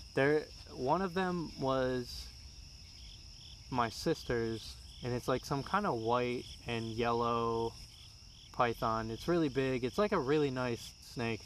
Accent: Florida, United States; I was born in Florida and I lived with my grandma

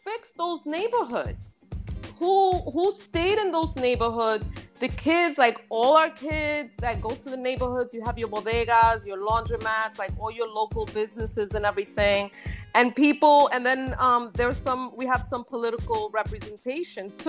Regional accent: New York City, New York, United States; also born or lived in the Bronx; I'm originally from Inwood. I moved to the Bronx for 7 years

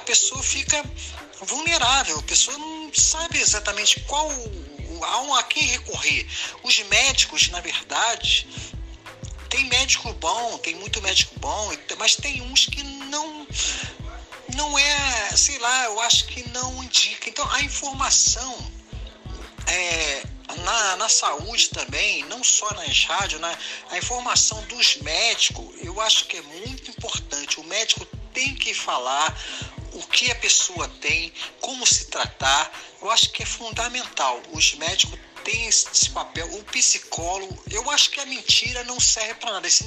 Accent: Rio de Janeiro, Brazil; Boa tarde … sou do Rio de Janeiro

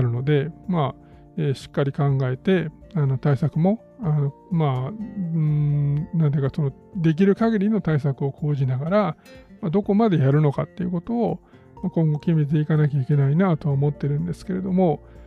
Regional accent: Kyoto, Japan; 地元の京都

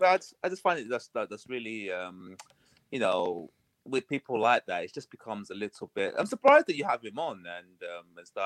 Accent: United Kingdom; accent: UK; You can probably tell from my accent I'm coming from the U K, so it's about eight o'clock in the morning here

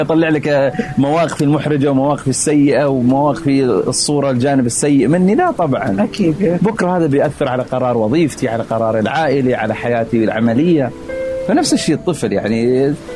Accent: Saudi Arabia; moved away as an adult; now in Philadelphia, United States

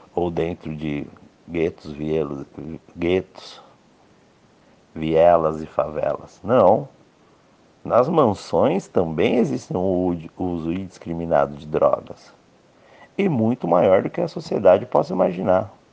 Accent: Brazil; Eu, como brasileiro

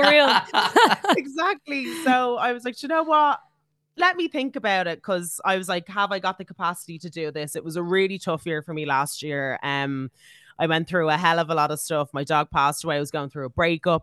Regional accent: Ireland; as Irish people

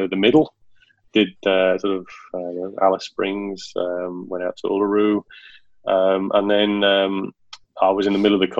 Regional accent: the Wirral, North West England, United Kingdom; accent: Ringo; moved away; also born or lived in Sheffield; us on the Wirral are known as the Woollybacks

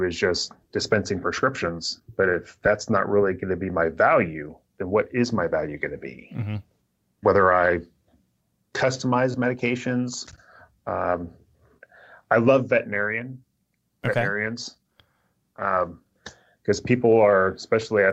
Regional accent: Tampa, Florida, United States; moved away as an adult; now in Seattle area, United States; when I grew up in Tampa

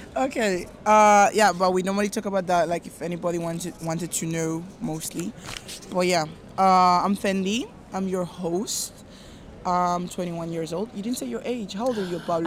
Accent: Nigeria; I'm Nigerian

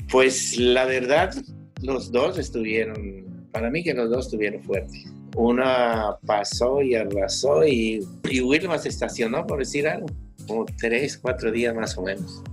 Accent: Valladolid, Yucatán, Mexico; moved away as an adult; now in Cancún, Mexico; Nosotros somos de Valladolid, Yucatán

